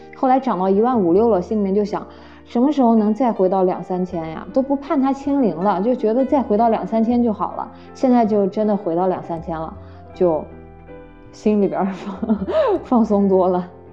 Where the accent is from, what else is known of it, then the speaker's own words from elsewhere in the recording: Nanjing, Jiangsu, China; 我是南京人